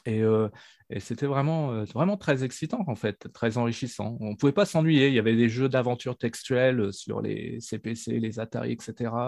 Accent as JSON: {"language": "French", "town": "Neuville-lès-Dieppe", "region": "Normandy", "country": "France", "tie": "born or raised there", "said": "à Neuville, près de Dieppe. C'est là où je suis né, c'est là où j'ai grandi et c'est là où je vis maintenant"}